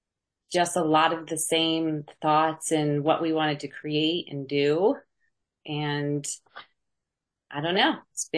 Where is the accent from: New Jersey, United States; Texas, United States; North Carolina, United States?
New Jersey, United States; I think when we left New Jersey, we're originally from New Jersey. We moved down to Florida and we thought we'd be here.